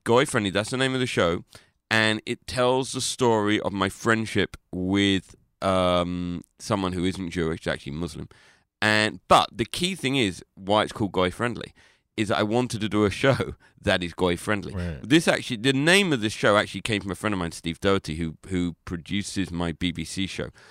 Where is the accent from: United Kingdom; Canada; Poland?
United Kingdom; London; I'm not from Liverpool. I'm from London